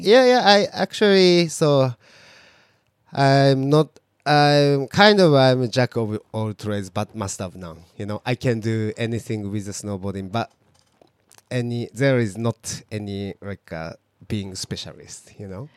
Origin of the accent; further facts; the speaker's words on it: Fukuoka, Japan; English is a second language; moved away as an adult; also born or lived in Hokkaido; now in Niseko, Japan; my hometown is quite uh, like a big city, Fukuoka